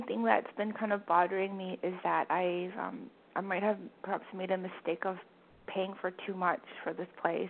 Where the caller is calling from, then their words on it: Vancouver, British Columbia, Canada; calling from Vancouver.